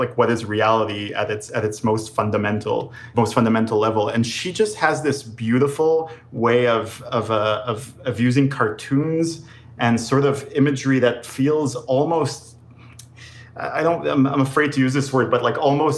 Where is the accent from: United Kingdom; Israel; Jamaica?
Israel; also born or lived in New York / Los Angeles; now in United States; growing up in Israel